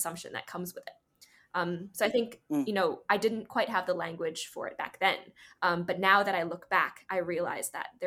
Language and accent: English; Hong Kong; first language English; moved away as an adult; also born or lived in United States; I grew up here in Hong Kong and went to school here, high school